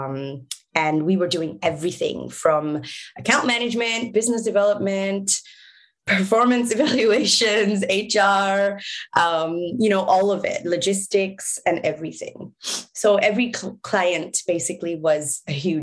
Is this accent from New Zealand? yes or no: no; Singapore; moved away; also born or lived in Bangladesh; I was born in Singapore